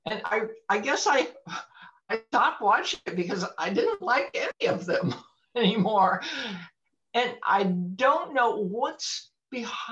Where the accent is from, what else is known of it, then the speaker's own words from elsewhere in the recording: United States; I have been raised as an American